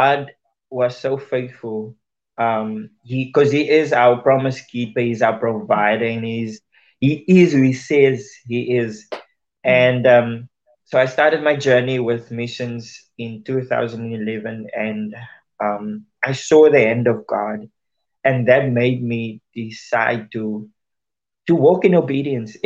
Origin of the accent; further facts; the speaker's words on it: Worcester, Western Cape, South Africa; I was born and raised in Worcester, a small town in South Africa